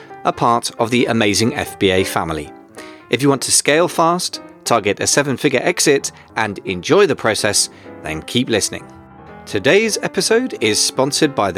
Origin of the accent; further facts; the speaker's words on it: United Kingdom; also born or lived in London; we're definitely British